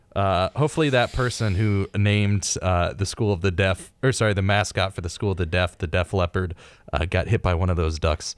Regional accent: Ohio, United States; We're from Ohio

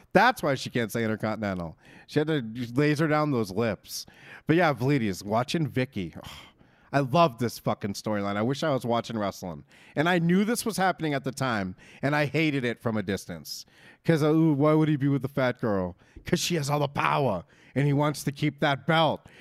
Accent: Northeast, United States; we're from the Northeast

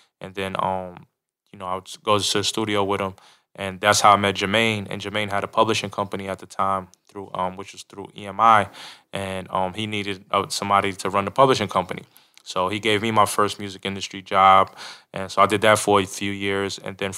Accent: New York, United States; moved away as an adult; now in Atlanta, United States; I'm originally from New York. And so I moved to Atlanta in 1999 to attend Clark Atlanta University.

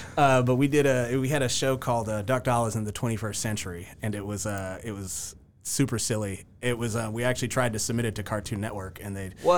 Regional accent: Syracuse, New York, United States; also born or lived in Athens, Georgia / Marietta, Georgia; now in Augusta, United States; I'm a northerner. Most people don't know that. I was born in Syracuse, born and raised. Then we moved down here from Syracuse to Athens, Georgia

